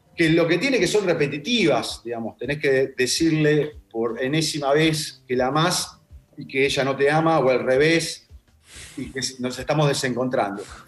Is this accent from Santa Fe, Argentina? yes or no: no; Ramos Mejía, Buenos Aires Province, Argentina; also born or lived in Ciudadela; yo nací en Ramos Mejía, en realidad en Capital, pero al año en Ramos Mejía, y fui toda mi primaria y secundaria en Ciudadela.